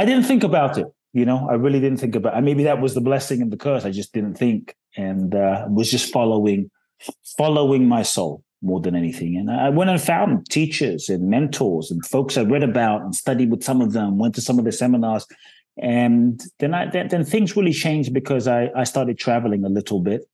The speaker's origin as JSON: {"language": "English", "region": "London", "country": "United Kingdom", "tie": "born or raised there", "also_born_or_lived": "Ghana", "moved": "yes", "lives_now": "Los Angeles, United States", "said": "I was born in Ghana, West Africa. My father's from Ghana, my mother's Japanese. I grew up in London, um, live in Los Angeles"}